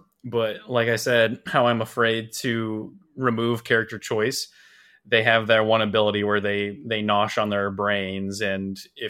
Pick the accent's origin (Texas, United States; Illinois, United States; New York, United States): Illinois, United States; Chicago; I grew up in the Chicago area my whole life.